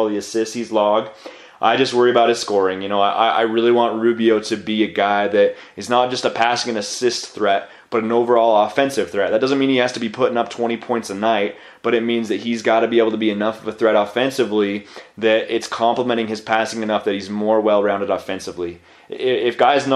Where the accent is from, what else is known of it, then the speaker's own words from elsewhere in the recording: the West, United States; I was born and raised in the West. I've always lived in the West